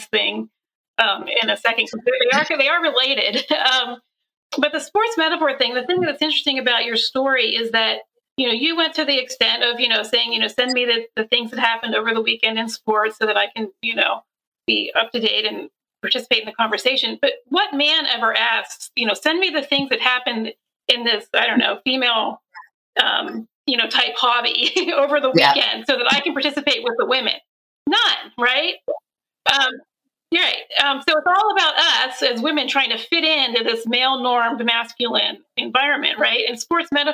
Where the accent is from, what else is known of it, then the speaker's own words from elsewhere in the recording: Pennsylvania, United States; I grew up in Pennsylvania